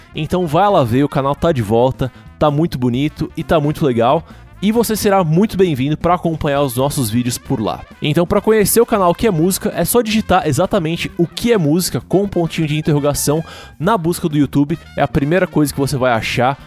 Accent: São Paulo, Brazil; eu sou aqui de São Paulo capital

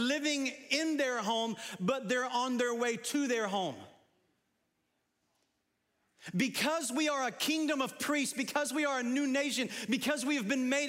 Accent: United States; I'm a Christian before I'm an American.

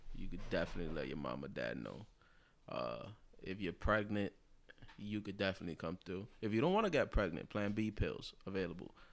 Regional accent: New York City, New York, United States; as a light-skinned Puerto Rican, you know, growing up in the Bronx, in the South Bronx, Longwood, Hunts Point

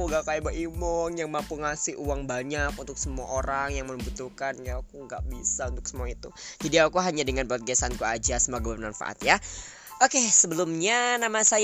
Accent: Sukabumi, West Java, Indonesia; aku asal Sukabumi aku dari keluarga yang sederhana satu orang ayah dan seorang ibu ya

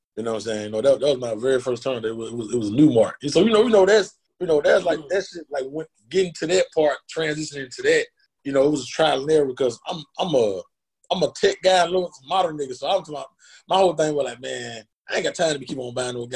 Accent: Washington, Georgia, United States; now in Atlanta, United States; I'm from Washington, Georgia

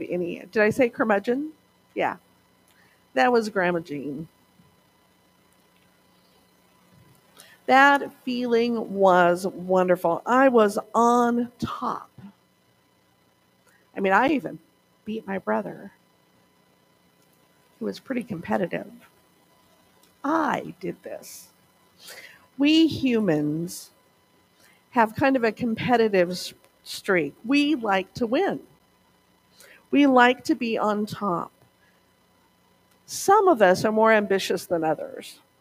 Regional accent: Montana, United States; when I was growing up in Montana

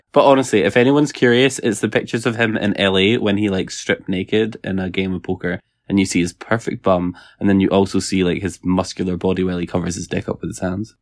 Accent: Scotland, United Kingdom

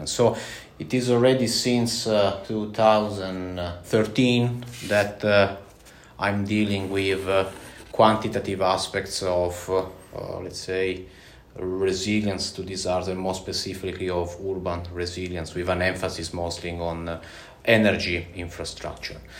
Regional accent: Italy; English is a second language; now in Latvia; as Carlis a few moments ago mentioned, and um, I'm from Italy.

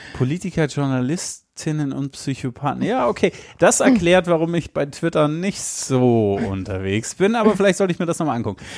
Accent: Hesse, Germany; ich bin in Hessen geboren

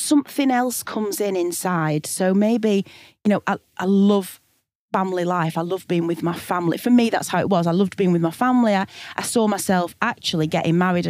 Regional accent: Blackburn, North West England, United Kingdom; also born or lived in Sheffield / Glasgow; I moved back to Blackburn, my hometown in Lancashire in the northwest

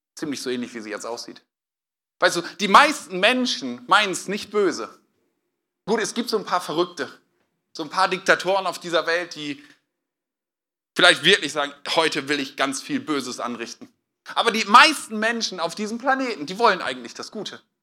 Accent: Northern Germany, Germany; now in Westhausen, Germany; Ich komme ja eigentlich aus Norddeutschland

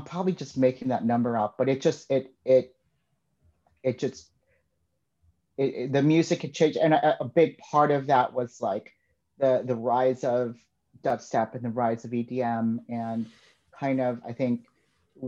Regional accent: Chicago, Illinois, United States; also born or lived in Hinsdale; growing up in Chicago

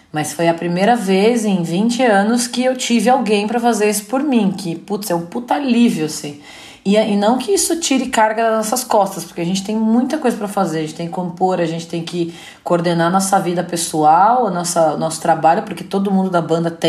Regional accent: Paraná, Brazil; now in São Paulo, Brazil; Meu pai tinha uma dupla sertaneja, que eu vim do Paraná, né?

